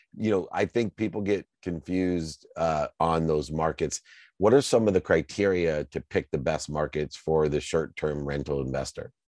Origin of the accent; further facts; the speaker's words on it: Akron, Ohio, United States; I grew up in Akron, Ohio, hearing from my single mom with six kids